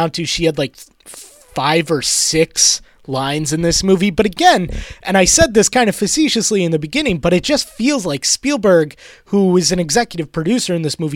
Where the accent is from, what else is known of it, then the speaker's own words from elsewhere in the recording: New York, United States; native of New York State